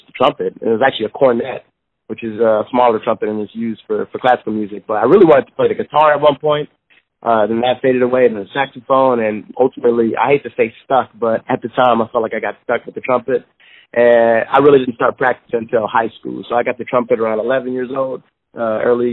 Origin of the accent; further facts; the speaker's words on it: Kansas City, Missouri, United States; I was born and raised in Kansas City, kind of in the inner city of Kansas City